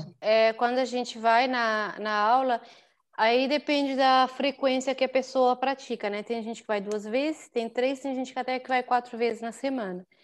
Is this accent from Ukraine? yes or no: no; São Vicente, Cape Verde; moved away as an adult; now in Praia, Cape Verde; eu abri primeiro lá em São Vicente, que é a minha ilha natal